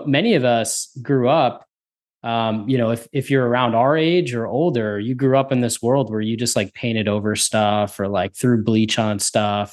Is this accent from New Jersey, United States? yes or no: yes; New Jersey, United States; I'm from New Jersey as well.